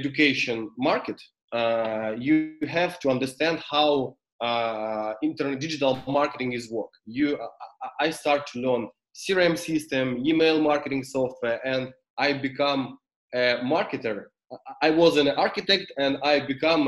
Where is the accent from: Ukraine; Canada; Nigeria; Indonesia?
Ukraine; English is a second language; I'm from Ukraine